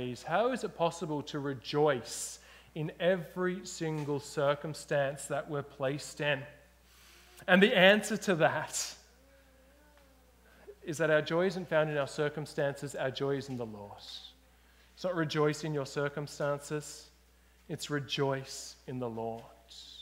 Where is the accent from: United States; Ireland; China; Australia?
Australia; now in British Columbia, Canada; I'm an Australian. I grew up in Australia